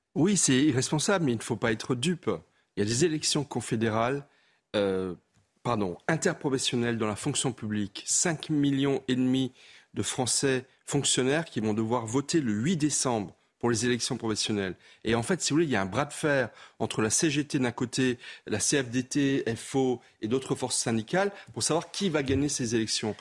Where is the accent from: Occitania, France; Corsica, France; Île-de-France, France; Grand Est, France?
Grand Est, France; Alsace; moi, je suis alsacien